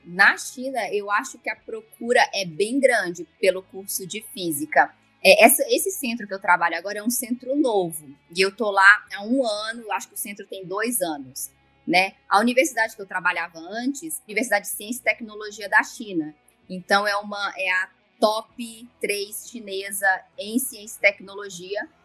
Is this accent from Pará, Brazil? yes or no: no; Brasília, Federal District, Brazil; also born or lived in Las Vegas; Eu sou aqui de Brasília mesmo, é, nasci aqui, morei aqui praticamente minha vida inteira